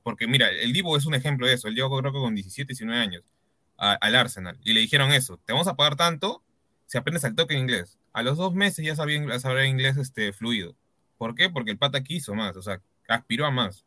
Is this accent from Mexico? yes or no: no; Peru; así somos los peruanos